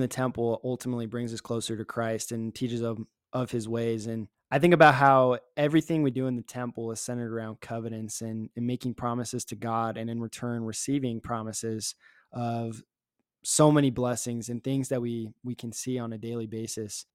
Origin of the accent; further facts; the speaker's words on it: Richmond, Virginia, United States; now in Provo, United States; I had an advantage growing up in Virginia